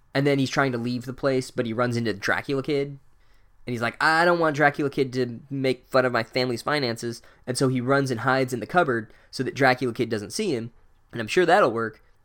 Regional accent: United States; I'm an American

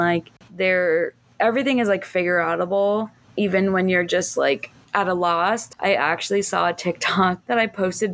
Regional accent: Miami, Florida, United States; moved away as an adult; also born or lived in Chicago; now in Miami, United States; I was born and raised in Miami in the 305

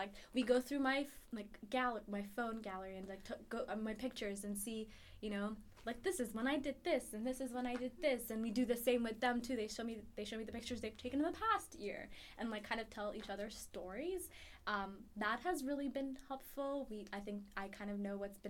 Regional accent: Ethiopia; moved away as an adult; now in Chicago, United States; I'm originally from Ethiopia.

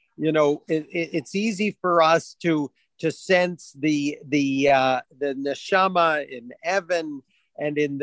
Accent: Oshawa, Ontario, Canada; growing up in Oshawa was pretty much like growing up on a different planet

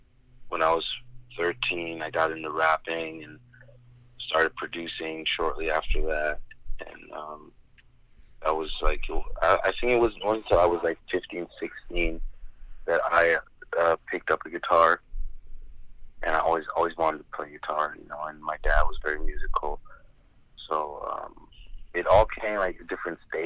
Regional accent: Germany; moved away as an adult; now in United States; I lived there for 19 years.

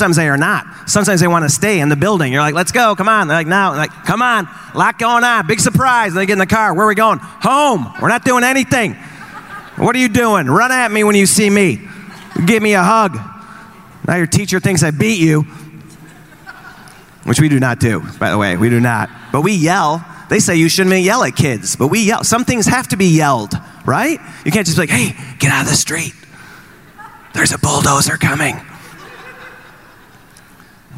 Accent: Chicago, Illinois, United States; I'm from Chicago

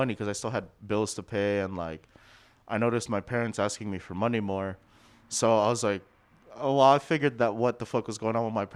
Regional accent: Southern California, United States; we're from SoCal.

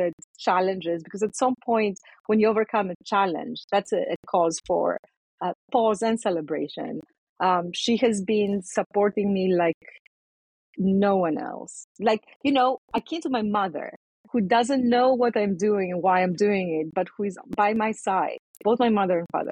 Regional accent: Athens, Attica, Greece; moved away; I was born and raised in Athens in Greece

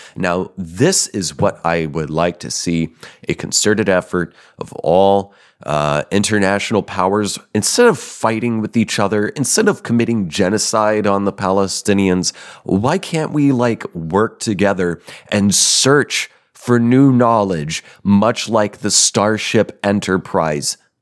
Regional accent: Denver, Colorado, United States; moved away; I'm a Colorado baby, born and partially raised. Yep, I'm from Denver.

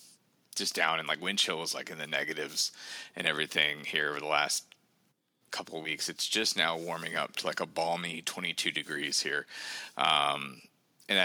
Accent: the South, United States; now in Saint Paul, United States; I'm from the South originally

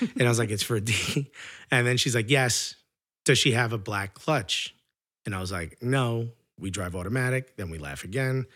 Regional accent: New York, United States; as a New Yorker

